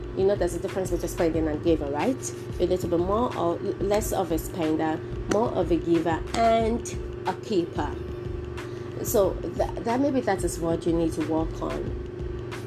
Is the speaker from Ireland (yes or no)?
no; Nigeria; if you're educated as a Nigerian, automatically you're bilingual